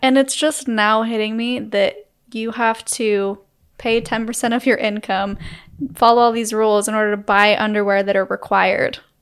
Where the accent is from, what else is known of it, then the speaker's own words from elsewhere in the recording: Utah, United States; we grew up in Utah